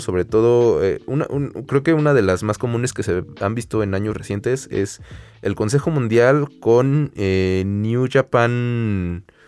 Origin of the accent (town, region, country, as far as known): Mexico